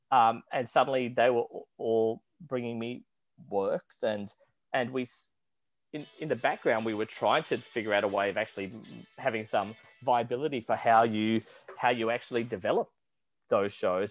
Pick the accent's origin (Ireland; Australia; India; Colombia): Australia; born or raised there; now in New York, United States